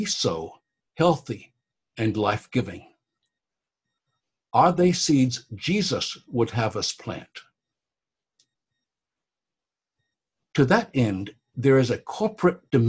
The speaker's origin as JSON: {"language": "English", "region": "Oklahoma", "country": "United States", "tie": "born or raised there", "also_born_or_lived": "Galveston, Texas", "said": "I took Oklahoma history in high school, went to college there"}